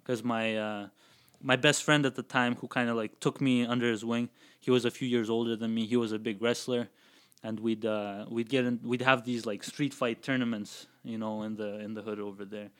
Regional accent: Kazakhstan; now in Calgary, Canada; I grew up in Kazakhstan, so there's a big street fighting culture over there

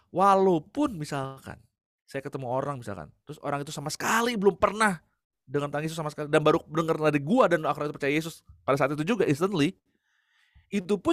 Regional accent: Bandung, West Java, Indonesia; Lalu gue dijemput biasa kan gitu ya karena gue dari Bandung

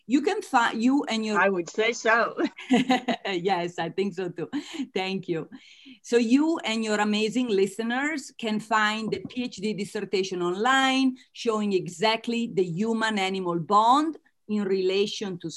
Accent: United States; accent: Italian American; As you can tell from my accent, I am Italian American.

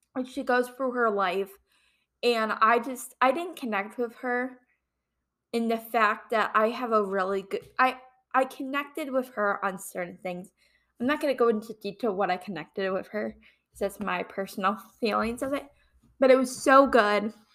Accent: Ohio, United States; moved away as an adult; also born or lived in Kent, Ohio; now in Fairfax, United States; I'm originally from Ohio

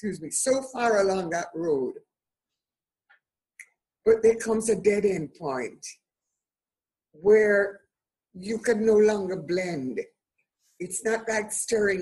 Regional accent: Jamaica; also born or lived in United Kingdom; I love being Jamaican

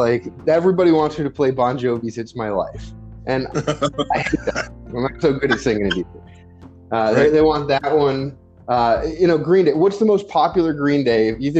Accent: Singapore; also born or lived in Japan; so I grew up in Singapore and in Japan. Like, that's where I spent my childhood.

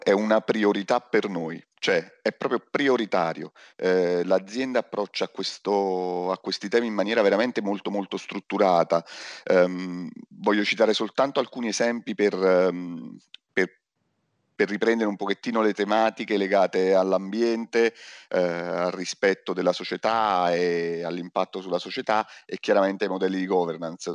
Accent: Naples, Campania, Italy; sono napoletano

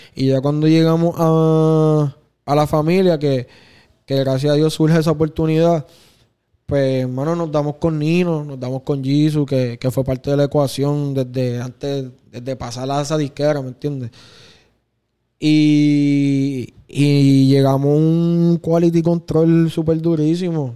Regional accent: Puerto Rico; Yo soy bien fanático de, de ser bien puertorriqueño

